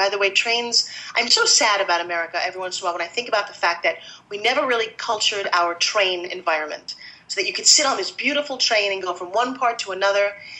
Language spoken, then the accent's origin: English; New York, United States; because I'm from New York.